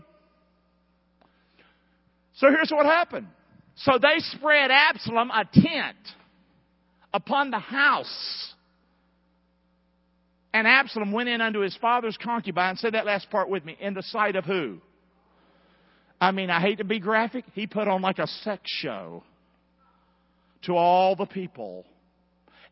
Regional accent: United States; I am an American

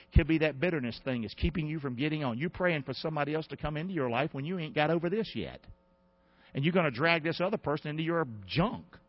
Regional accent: United States; I'm an American

